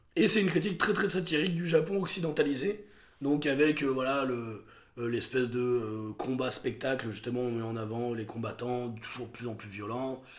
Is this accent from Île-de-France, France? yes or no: no; Montélimar, Auvergne-Rhône-Alpes, France; ma ville natale de Montélimar